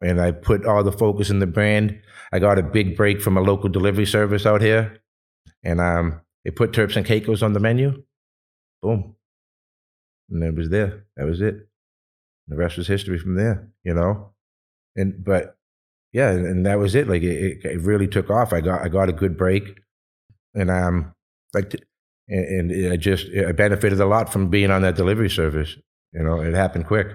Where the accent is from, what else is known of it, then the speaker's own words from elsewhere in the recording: Boston, Massachusetts, United States; moved away as an adult; now in Los Angeles, United States; I was born and raised in Boston for thirty-eight years